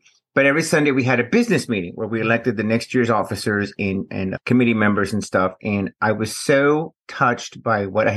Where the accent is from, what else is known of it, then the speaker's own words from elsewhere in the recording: Houston, Texas, United States; I'm from Houston, Texas